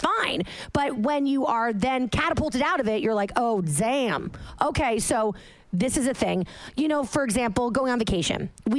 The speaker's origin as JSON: {"language": "English", "region": "Massachusetts", "country": "United States", "moved": "yes", "said": "I'm from Massachusetts, okay?"}